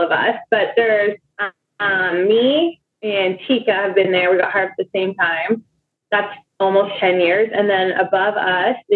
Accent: Toronto, Ontario, Canada; like, because I'm from Toronto.

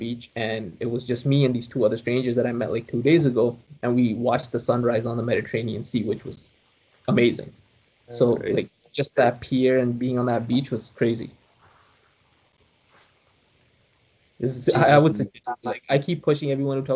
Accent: Canada; also born or lived in Saudi Arabia; I love Canada. I grew up here. Like, I was six when I came here

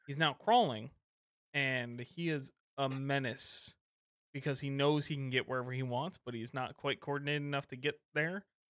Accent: Michigan, United States; I'm from Michigan

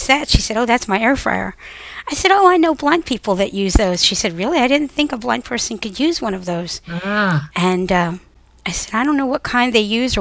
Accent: Pennsylvania, United States; I'm from Pennsylvania

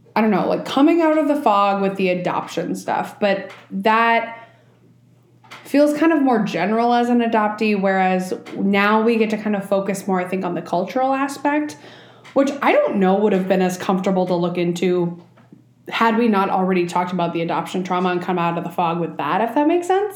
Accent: Minnesota, United States; also born or lived in Colombia; as a Colombian, being a Minnesotan, being non Spanish speaking

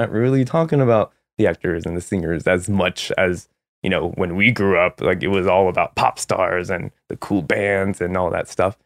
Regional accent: San Jose, California, United States; also born or lived in San Francisco / Los Angeles; I'm from San Jose, California

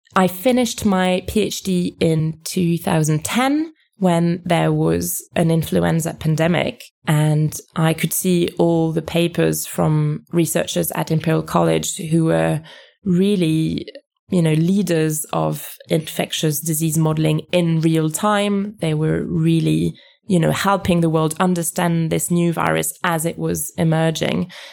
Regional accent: France; moved away as an adult; I was raised in France. This is where I went to school.

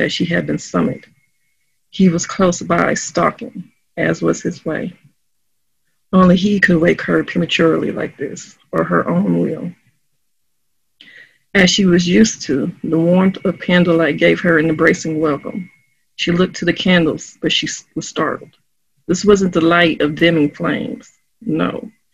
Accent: St. Louis, Missouri, United States; accent: St. Louis slang; where I grew up and where I'm living

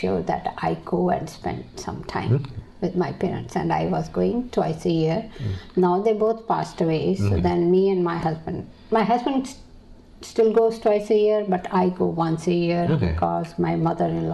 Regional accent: New Delhi, Delhi, India; moved away as an adult; now in United States; I was born in India, in New Delhi

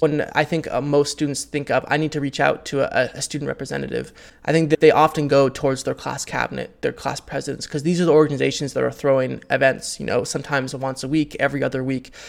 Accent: Half Moon Bay, California, United States; born and raised in Half Moon Bay, California.

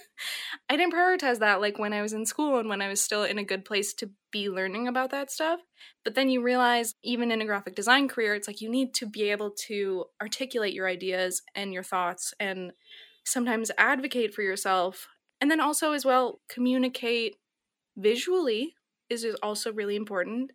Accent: Minnesota, United States; moved away as an adult; also born or lived in San Francisco; I'm a Midwesterner, it's very special to me

